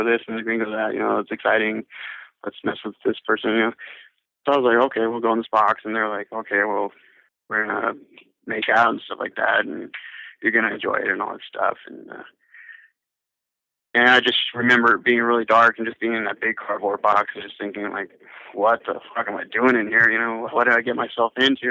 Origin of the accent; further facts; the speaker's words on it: Long Beach, California, United States; moved away as an adult; now in Nevada, United States; I grew up down in the Lakewood Long Beach area.